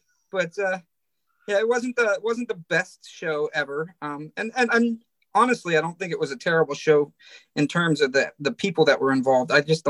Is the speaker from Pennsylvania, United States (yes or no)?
yes; Central Pennsylvania, United States; I am a Luddite from Central Pennsylvania who doesn't know anything about anything. I'm a middle-aged man who works in a prison.